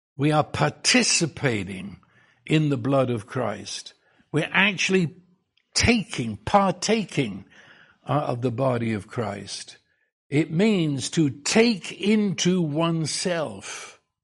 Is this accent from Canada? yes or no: no; England, United Kingdom; I was raised in England